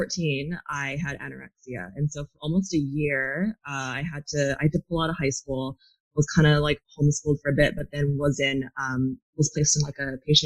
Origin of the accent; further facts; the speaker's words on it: California, United States; moved away as an adult; also born or lived in New Zealand / Australia / Japan / Thailand; growing up in California